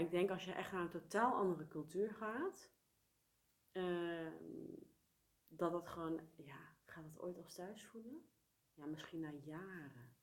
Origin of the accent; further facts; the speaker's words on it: Netherlands; moved away as an adult; also born or lived in South Korea; mijn geboorteland. Ik ben hier geboren. Ja. Ehm, ik heb hier merendeel van mijn leven gewoond.